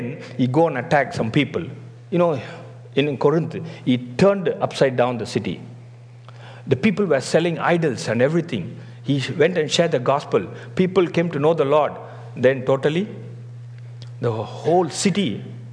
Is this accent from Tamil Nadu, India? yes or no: yes; Tamil Nadu, India; moved away as an adult; also born or lived in Gujarat / Singapore; I was from South India, that is Tamil Nadu